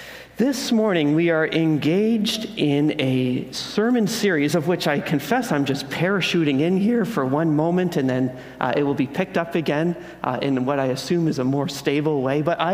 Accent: Ontario, Canada; now in British Columbia, Canada; I'm out from Ontario, so all of the Lower Mainland is wonderful and new, and the mountains are awesome

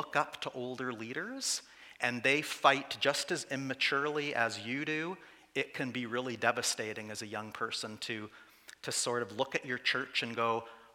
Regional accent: Saskatchewan, Canada; also born or lived in Calgary / Vancouver; I did spend all of my growing up years in 5 small towns.

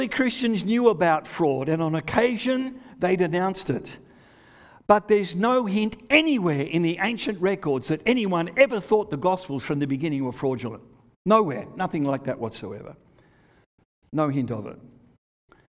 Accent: Australia; moved away; also born or lived in England; When I was growing up in Australia

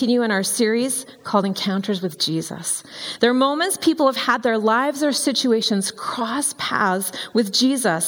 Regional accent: Vancouver Island, British Columbia, Canada; I grew up on Vancouver Island

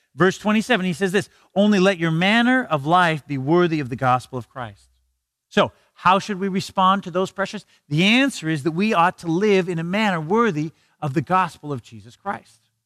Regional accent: Canada

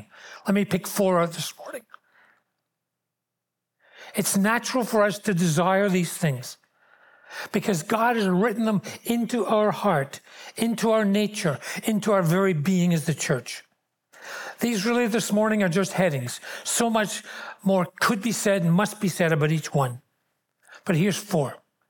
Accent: Glasgow, Scotland, United Kingdom; born there; accent: Glaswegian; I was born in Glasgow in Scotland. I'm a Glaswegian. That's the word used for that. There are fragments of that accent still left.

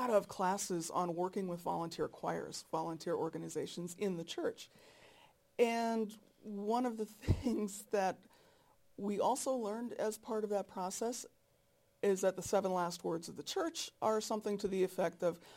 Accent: North Dakota, United States; I'm from North Dakota.

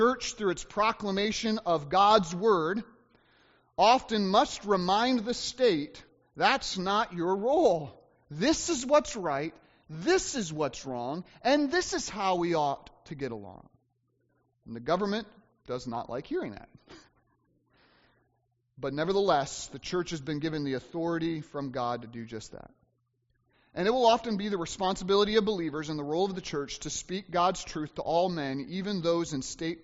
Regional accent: United States; uniquely as American Christians

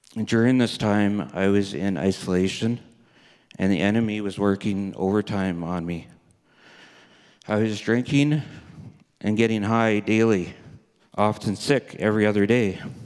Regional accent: Red Deer, Alberta, Canada; also born or lived in Kindersley, Saskatchewan / Three Hills, Alberta / Vermilion, Alberta; I was born in Kindersley, Saskatchewan. My parents, sister, and I moved to Red Deer, Alberta when I was a babe. I grew up in Red Deer, Alberta

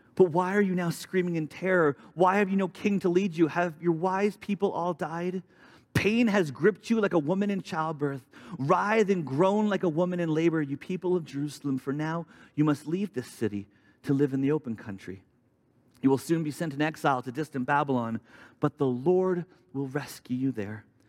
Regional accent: Vancouver, British Columbia, Canada; moved away as an adult; also born or lived in Alberta; I grew up in Vancouver for most of my life

